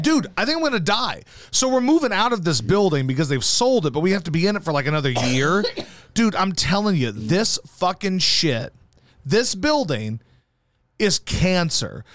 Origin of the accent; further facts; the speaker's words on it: Baton Rouge, Louisiana, United States; also born or lived in Missouri / Arkansas; I went to fifth grade in Baton Rouge